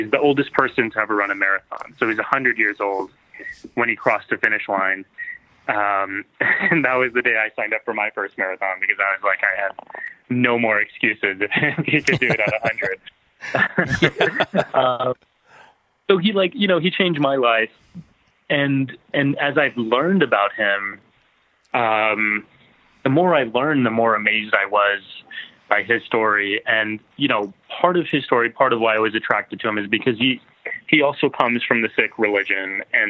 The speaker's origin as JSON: {"language": "English", "region": "Texas", "country": "United States", "tie": "born or raised there", "said": "it had been my dream since I was growing up in Texas"}